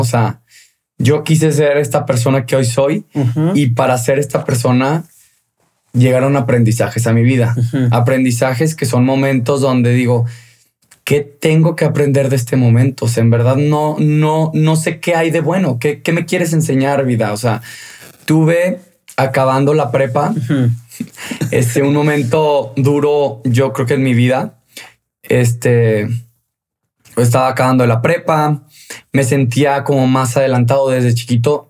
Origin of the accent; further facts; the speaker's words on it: León, Guanajuato, Mexico; moved away; Yo soy de León, Guanajuato.